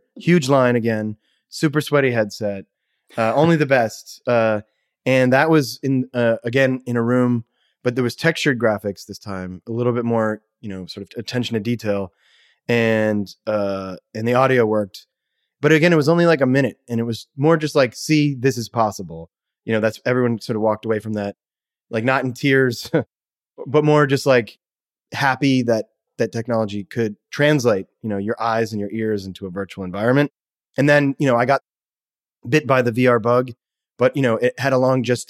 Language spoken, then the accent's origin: English; Kennebunk, Maine, United States; also born or lived in Brunswick, Maine / New Hampshire; Where I was born in Brunswick, Maine, and then my parents moved to New Hampshire. And then we moved a couple places there and then back to Maine in the Kennebunk area.